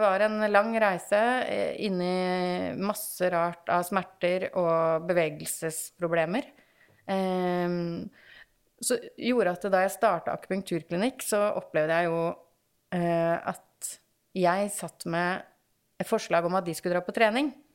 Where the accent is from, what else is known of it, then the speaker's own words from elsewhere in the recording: Kolbotn, Akershus, Norway; now in Åsgårdstrand, Norway; Som du sa, så bor jeg jo i Åsgårdstrand, eh, selv om jeg er fra Kolbotn